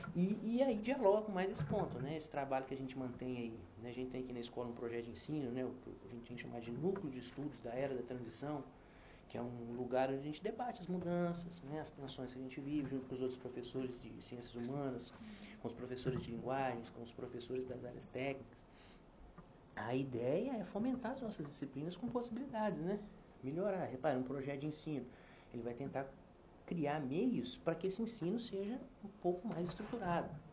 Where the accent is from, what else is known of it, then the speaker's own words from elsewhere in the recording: Brazil; na minha juventude eu era um jovem brasileiro do interior